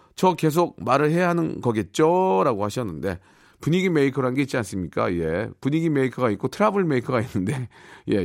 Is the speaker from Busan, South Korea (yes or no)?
no; Seoul, South Korea; 그 집에서 태어나서 열심히 살아가지고